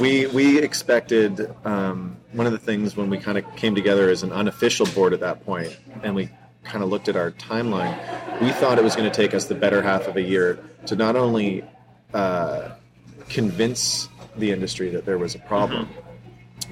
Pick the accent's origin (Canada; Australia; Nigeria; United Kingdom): Canada; Vancouver, British Columbia; I was born and raised in Vancouver